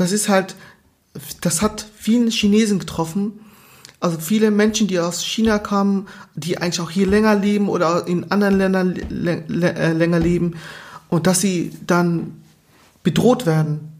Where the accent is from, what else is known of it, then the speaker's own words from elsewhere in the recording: Germany; also born or lived in Angola; ich bin seit 29 Jahren hier mhm. in Deutschland. Ich bin 31